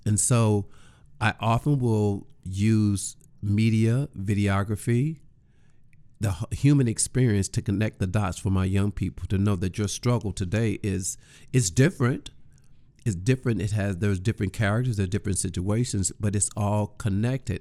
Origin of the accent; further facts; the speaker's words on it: East St. Louis, Illinois, United States; I am originally from East Saint Louis, Illinois.